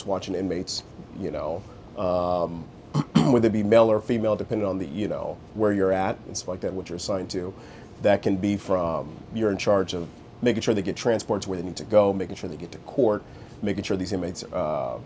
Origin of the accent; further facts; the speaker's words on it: Bellflower, California, United States; also born or lived in Indio, California; Originally born and raised in Bellflower.